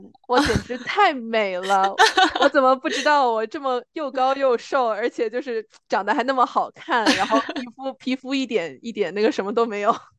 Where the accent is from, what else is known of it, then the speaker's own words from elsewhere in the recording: China; moved away; 我是中国人，然后我有我的身份证